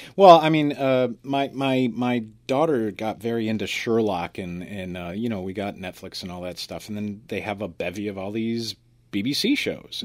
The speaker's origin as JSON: {"language": "English", "country": "United States", "said": "as an American"}